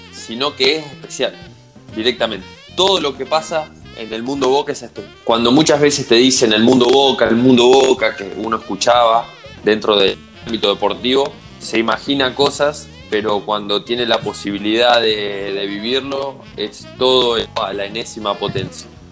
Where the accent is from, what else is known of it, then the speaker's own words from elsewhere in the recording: Sunchales, Santa Fe, Argentina; moved away as an adult; also born or lived in Buenos Aires; Estoy en Sunchales, sí eh, donde, bueno, donde vivió toda mi vida